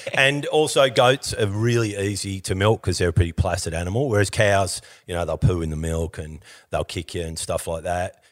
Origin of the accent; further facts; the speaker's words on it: Victoria, Australia; I grew up in Victoria.